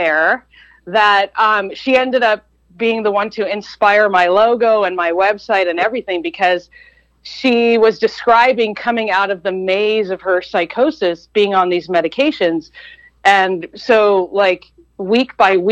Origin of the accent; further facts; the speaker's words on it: Eugene, Oregon, United States; also born or lived in Chicago, Illinois; I was less than 2 years old when we moved from Chicago to Eugene